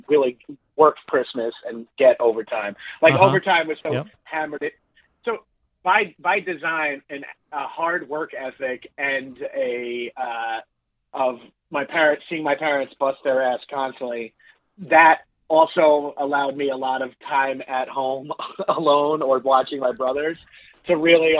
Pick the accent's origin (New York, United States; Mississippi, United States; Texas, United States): New York, United States; Long Island; moved away as an adult; I grew up on Long Island, New York. We say on, not in, over there